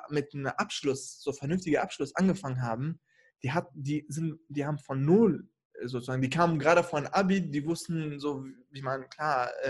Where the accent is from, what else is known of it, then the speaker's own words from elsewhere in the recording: Kurdistan Region, Iraq; Nee, ehrlich, also ich komme ja aus dem Irak, aus dem Norden, also da, mhm. wo die Kurden leben.